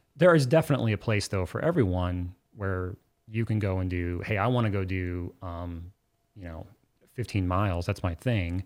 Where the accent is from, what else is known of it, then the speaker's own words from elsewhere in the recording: Oklahoma City, Oklahoma, United States; I'm from Oklahoma City and my family's from Southern Oklahoma